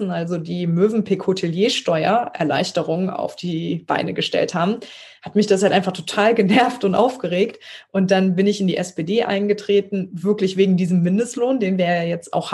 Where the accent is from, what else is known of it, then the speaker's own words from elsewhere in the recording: Trier, Rhineland-Palatinate, Germany; also born or lived in Konz; ich bin aufgewachsen in Trier und Konz, ein kleines Städtchen vor Trier